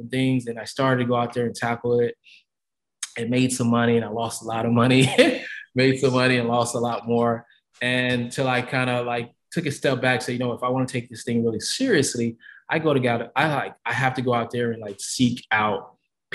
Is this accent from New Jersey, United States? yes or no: no; Kansas City, Missouri, United States; I grew up in Midwest, Kansas City, always rep, moved away, come back